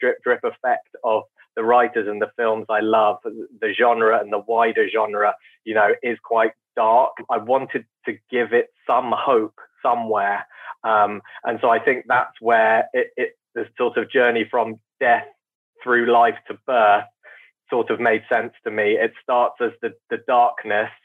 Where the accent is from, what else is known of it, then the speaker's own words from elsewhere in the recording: United Kingdom; I'm very British